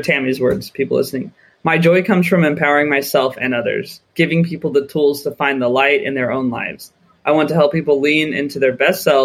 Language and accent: English; United States; moved away as an adult; now in United Kingdom; as an American